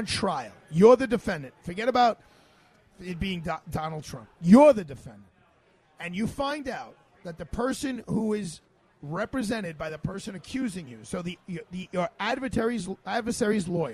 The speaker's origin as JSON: {"language": "English", "town": "New York City", "region": "New York", "country": "United States", "said": "as a New York City resident"}